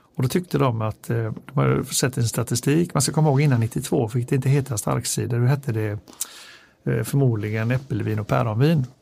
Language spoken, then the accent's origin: Swedish; Gothenburg, Västra Götaland, Sweden; Jag är från Göteborg själv